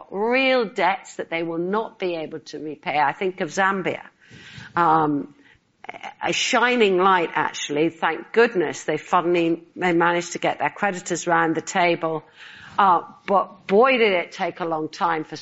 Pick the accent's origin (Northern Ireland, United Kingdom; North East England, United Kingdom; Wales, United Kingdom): Northern Ireland, United Kingdom; I grew up in Northern Ireland. I spent my childhood in a part of the United Kingdom where we had conflict